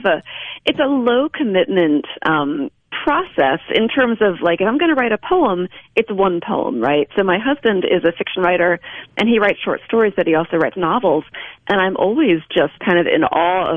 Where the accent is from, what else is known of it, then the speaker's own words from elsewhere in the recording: Delaware, United States; also born or lived in Pennsylvania / Ohio / Missouri; now in Mississippi, United States; I'm from Delaware originally, and my husband's from New Jersey originally. So we're East Coasters transplanted to Mississippi.